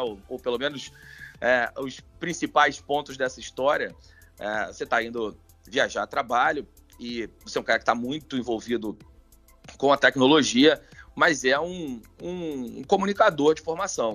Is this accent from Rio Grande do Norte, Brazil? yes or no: no; Rio de Janeiro, Brazil; eu sou do Meia